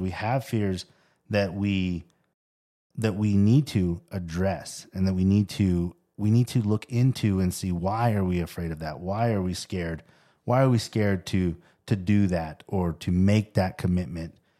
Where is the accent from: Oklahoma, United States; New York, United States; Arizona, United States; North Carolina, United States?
Arizona, United States; Tempe; I grew up in Tempe